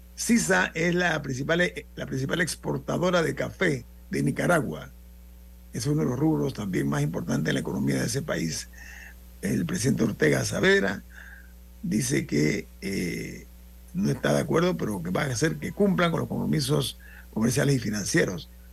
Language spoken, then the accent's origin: Spanish; Panama; como panameño